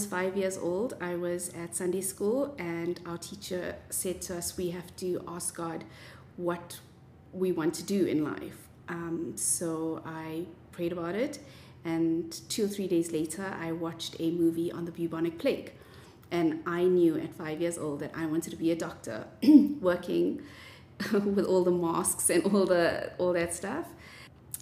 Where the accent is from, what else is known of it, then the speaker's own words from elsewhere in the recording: Durban, KwaZulu-Natal, South Africa; moved away as an adult; now in Johannesburg, South Africa; I'm from Durban originally, but I studied at Wits Medical School.